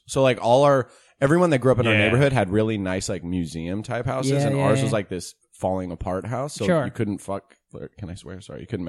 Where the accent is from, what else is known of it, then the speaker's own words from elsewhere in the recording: Tiburon, California, United States; now in Los Angeles, United States; I grew up in Tiburon, Marin County, California.